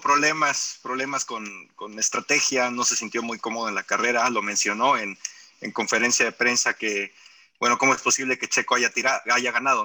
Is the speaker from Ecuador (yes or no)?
no; Mexico; como aficionado mexicano